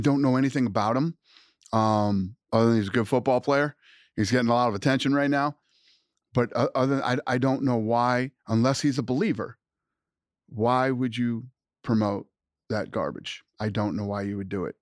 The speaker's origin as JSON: {"language": "English", "country": "United States", "said": "I am an American"}